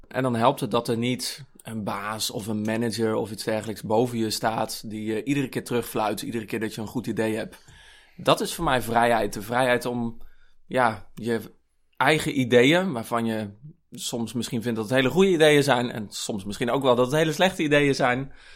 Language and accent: Dutch; Kampen, Overijssel, Netherlands; moved away as an adult; now in Utrecht, Netherlands; Ik kom van oorsprong uit Kampen. Daar ben ik opgegroeid.